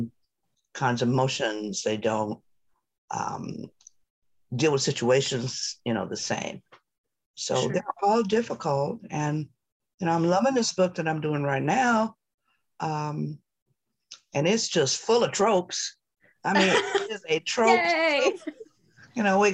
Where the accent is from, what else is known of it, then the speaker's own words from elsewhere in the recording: Detroit, Michigan, United States; I was born and raised in Detroit.